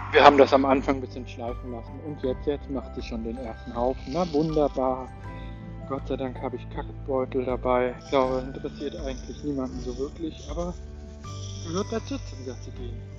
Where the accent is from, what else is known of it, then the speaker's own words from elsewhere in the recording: Konstanz, Baden-Württemberg, Germany; Ich komme ursprünglich vom Bodensee aus Konstanz, habe auch so ein bisschen Dialekt, wenn ich möchte.